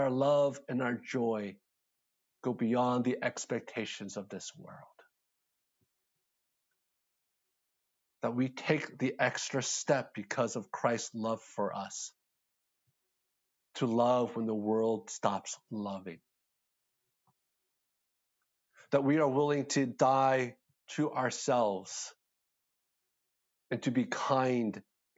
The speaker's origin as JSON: {"language": "English", "town": "Philadelphia", "region": "Pennsylvania", "country": "United States", "moved": "yes", "lives_now": "Atlanta, United States", "said": "I'm from Philadelphia"}